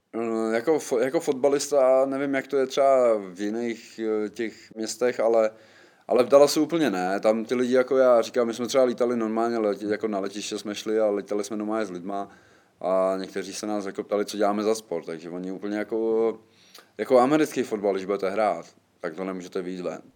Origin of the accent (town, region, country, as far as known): Czechia; moved away as an adult; also born or lived in Poland